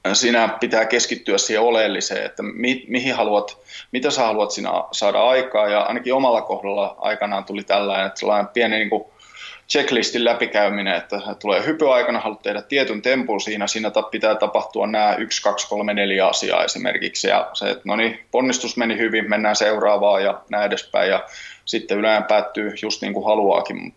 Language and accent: Finnish; Tampere, Pirkanmaa, Finland; also born or lived in Helsinki; paikallinen PMX-pyörä pyöräseura tässä Tampereella ja sinne vedän laitreenejä. Vedin okay. jo viime vuonna ja nyt sitten niin toinen vuosi jatkuu ja on tehnyt sitä aiemmin Helsingissäkin pari vuotta, mutta nyt oikein kiva tässä näin ihan kotikonnuilla tehdä samaa